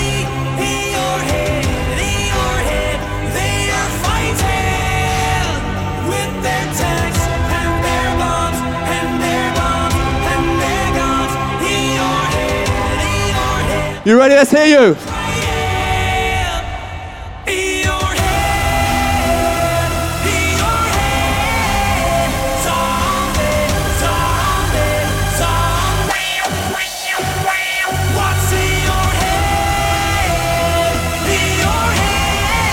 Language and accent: English; United Kingdom; This is my home country.